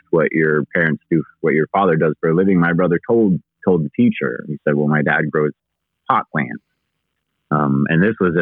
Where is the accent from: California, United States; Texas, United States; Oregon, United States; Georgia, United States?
Oregon, United States; Eugene; also born or lived in Pendleton, Oregon; I grew up more in Eugene than Pendleton